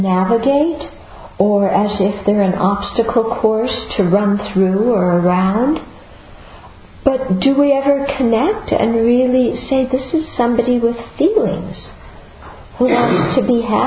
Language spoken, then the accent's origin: English; United States; I'm American